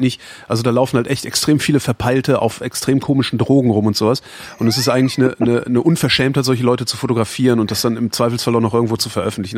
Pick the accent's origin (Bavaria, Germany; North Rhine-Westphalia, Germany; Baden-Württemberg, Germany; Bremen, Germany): North Rhine-Westphalia, Germany; Weilerswist